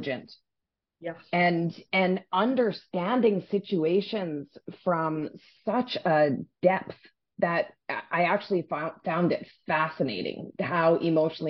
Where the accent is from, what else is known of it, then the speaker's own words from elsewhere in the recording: Saskatchewan, Canada; moved away; also born or lived in West Coast, Canada; But I grew up in the prairies. I grew up in Saskatchewan.